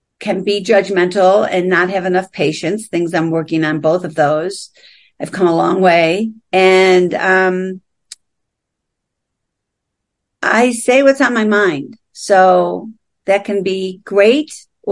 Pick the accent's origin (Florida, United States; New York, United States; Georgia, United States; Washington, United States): New York, United States; Buffalo; accent: East Coast; moved away as an adult; also born or lived in New Jersey / California; now in Aspen, United States; I grew up in Buffalo.